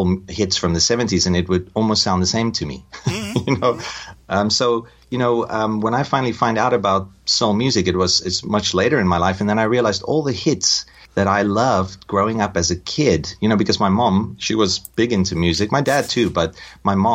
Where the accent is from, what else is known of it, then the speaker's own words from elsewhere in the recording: South Africa; moved away; I'm from South Africa and I grew up in the apartheid era.